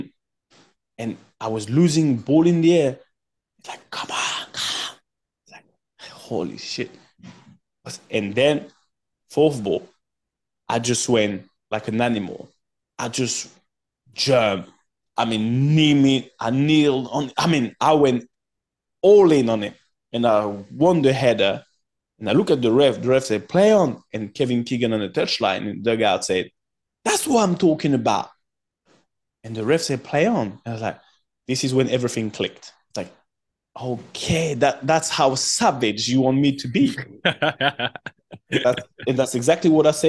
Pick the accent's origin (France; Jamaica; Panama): France; English is a second language; moved away as an adult; also born or lived in Cameroon / England; I just come from France